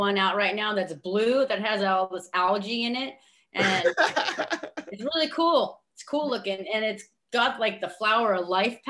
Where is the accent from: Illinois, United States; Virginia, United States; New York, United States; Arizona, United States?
Arizona, United States; moved away as an adult; also born or lived in Las Vegas, Nevada / East Coast; since I'm from Arizona and also Vegas, it's kind of nice to be back.